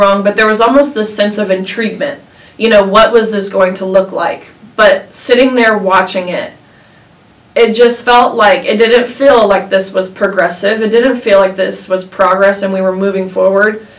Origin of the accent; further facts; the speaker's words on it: Tennessee, United States; I'm from Tennessee, where there are lots of lakes around